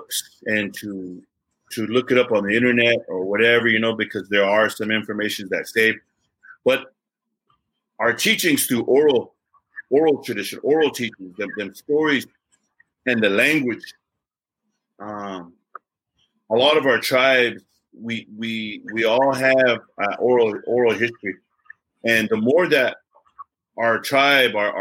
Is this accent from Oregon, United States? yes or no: no; Ashland, Montana, United States; moved away as an adult; now in Lawrence, United States; on the east side of our reservation where I grew up in Ashland